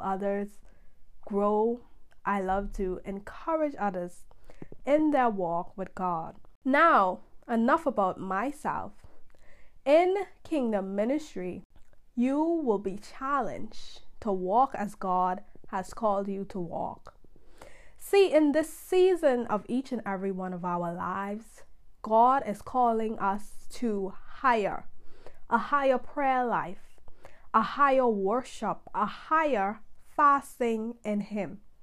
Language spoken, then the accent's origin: English; Bahamas; I am from the Bahamas